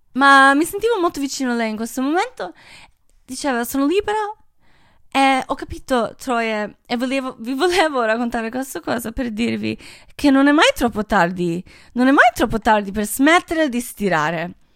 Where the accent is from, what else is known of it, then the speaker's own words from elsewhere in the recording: Croatia; moved away; io sono croata, io amo Croazia